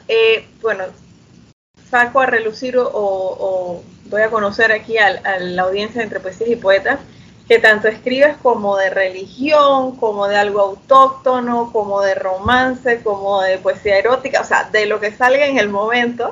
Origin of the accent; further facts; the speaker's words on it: Chiriquí, Panama; also born or lived in Panama City, Panama; Yo también soy del interior, yo soy de Chiriquí. Vivo en Chiriquí ahorita mismo, regresé.